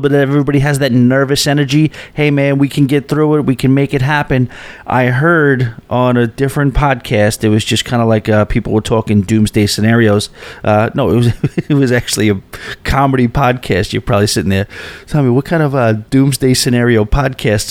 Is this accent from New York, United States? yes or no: yes; East Rockaway, New York, United States; also born or lived in Astoria, New York; I go to my hometown of East Rockaway